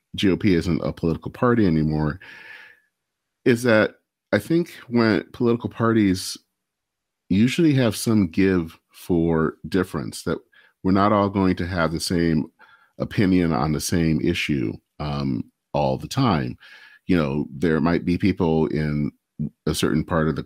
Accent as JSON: {"language": "English", "region": "Michigan", "country": "United States", "said": "I hail from Michigan, and Dale Kildee was the person that represented my era, a part of the state"}